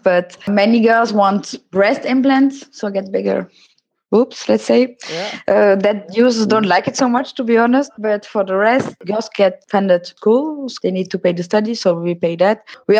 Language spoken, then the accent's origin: English; Netherlands; I'm from the Netherlands.